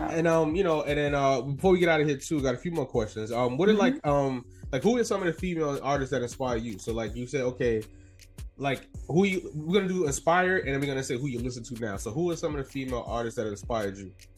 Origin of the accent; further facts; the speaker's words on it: New York City, New York, United States; also born or lived in Soundview, the Bronx; was born in Soundview, but from Harlem, so back and forth